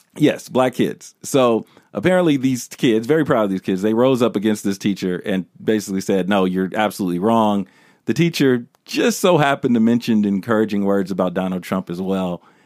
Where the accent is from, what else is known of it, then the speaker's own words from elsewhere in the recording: United States; I'm American, and if you wanna specify, I'm a black American